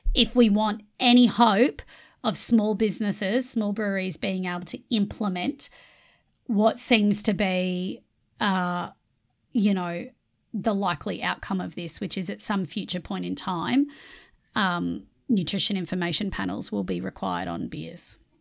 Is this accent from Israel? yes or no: no; Australia; I'm an immigrant to Australia. I moved over here when I was five.